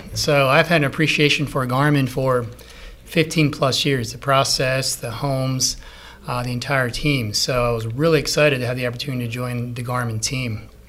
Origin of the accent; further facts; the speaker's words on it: Manheim, Pennsylvania, United States; I grew up in Manheim, PA, so Lancaster County, went to Manheim Central High School and then Miller's University